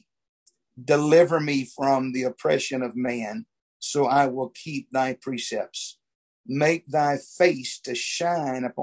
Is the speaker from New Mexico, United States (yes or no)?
no; Louisiana, United States; I grew up here in Louisiana